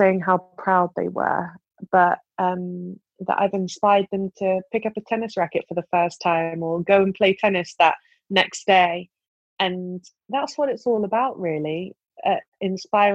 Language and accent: English; United Kingdom; my home country at my home slam